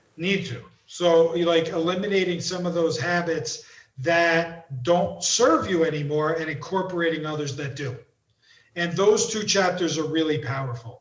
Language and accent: English; East Coast, United States; moved away; I'm I'm from the East Coast